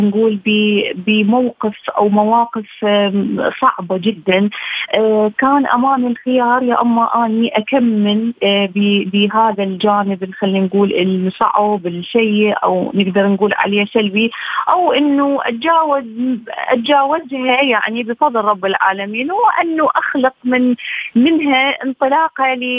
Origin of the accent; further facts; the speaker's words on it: Iraq; بلدي العراق